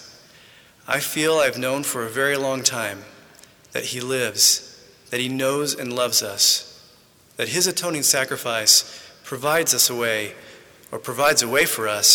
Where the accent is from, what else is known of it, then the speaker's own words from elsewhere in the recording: Midland, Texas, United States; moved away; also born or lived in Santa Ana, California; I was born in Santa Ana, California, but many of my growing up years were spent about 12 miles outside Midland, Texas